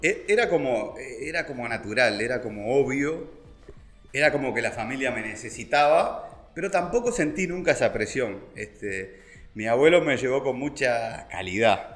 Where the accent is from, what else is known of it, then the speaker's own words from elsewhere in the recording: Montevideo, Uruguay; moved away as an adult; me vengo de la ciudad, fui criado en Montevideo, en Carrasco, en colegios muy buenos